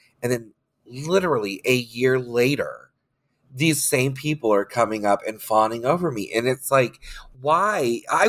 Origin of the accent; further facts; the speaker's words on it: Orlando, Florida, United States; I grew up in Orlando doing drag.